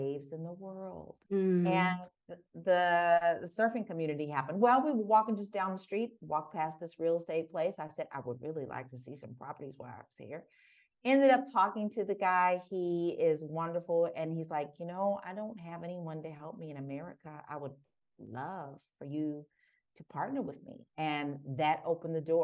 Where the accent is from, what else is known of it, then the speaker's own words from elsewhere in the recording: Prospect, Kentucky, United States; moved away as an adult; now in Portugal; I'm from Prospect, Kentucky